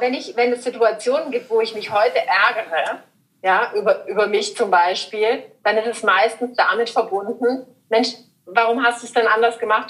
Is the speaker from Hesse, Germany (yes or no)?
no; Überlingen, Baden-Württemberg, Germany; meine Heimat in, in Überlingen